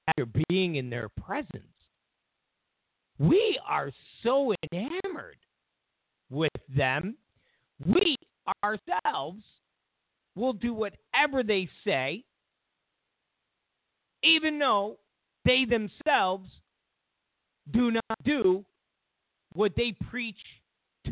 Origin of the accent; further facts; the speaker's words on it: New York, United States; all of us New Yorkers